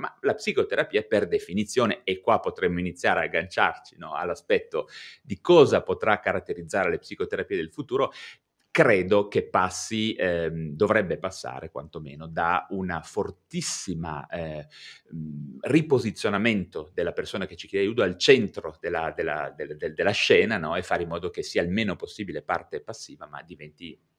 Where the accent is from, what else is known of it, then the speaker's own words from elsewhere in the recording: Genoa, Liguria, Italy; io sono di Genova